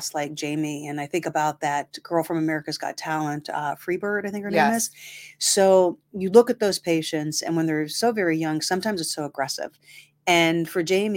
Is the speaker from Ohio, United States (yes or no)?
yes; Massillon, Ohio, United States; now in Youngstown, United States; originally from there, moved here in 91